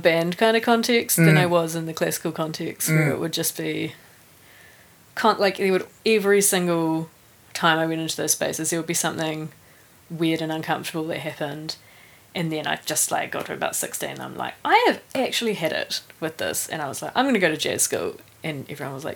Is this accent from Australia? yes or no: no; New Zealand; moved away as an adult; also born or lived in Raurimu / Rotorua / Turangi / Taupo; now in Wellington, New Zealand; I grew up in Whakapapa Village Yes, that's right. Whakapapa village. Up at Mount Ruapehu